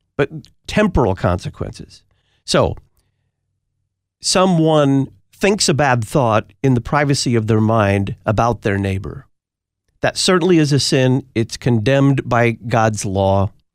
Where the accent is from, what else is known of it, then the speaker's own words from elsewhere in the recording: Texas, United States; my home state of Texas